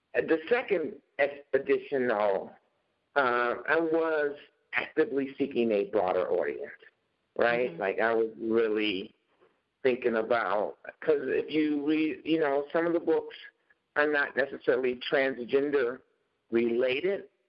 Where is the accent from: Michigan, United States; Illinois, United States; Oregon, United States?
Illinois, United States; Chicago; now in Minnesota, United States; growing up in Chicago in this really all black uh, environment